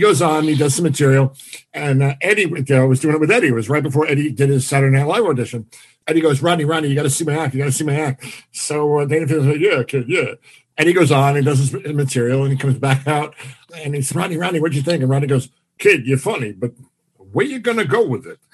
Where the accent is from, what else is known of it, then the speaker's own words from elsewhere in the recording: Massapequa, New York, United States; this is my hometown